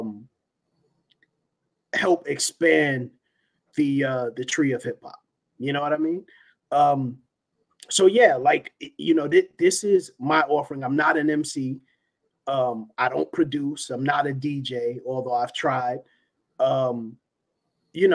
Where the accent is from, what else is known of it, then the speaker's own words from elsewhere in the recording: New York City, New York, United States; East New York, where I grew up in Brooklyn